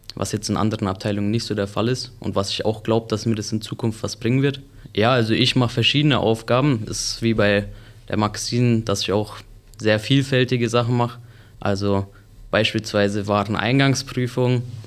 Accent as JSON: {"language": "German", "town": "Sennfeld", "region": "Bavaria", "country": "Germany", "said": "ich komme aus Senfeld und ja, freue mich jetzt hier meine Ausbildung zu machen"}